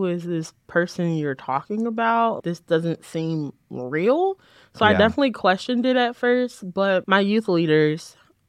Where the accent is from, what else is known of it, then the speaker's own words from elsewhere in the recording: Lynwood, Illinois, United States; So I'm from a little town in the south suburbs called Linwood. I was born in Indiana, but we moved to Linwood when I was born. And I've been there all 22 years of my life.